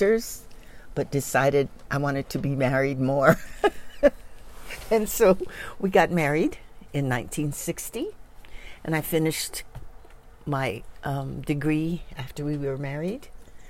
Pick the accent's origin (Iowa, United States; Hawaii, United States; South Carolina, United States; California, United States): Hawaii, United States; Honolulu; moved away as an adult; now in Maui, United States; I was born in Honolulu, raised in Palolo Valley, Waiomau Valley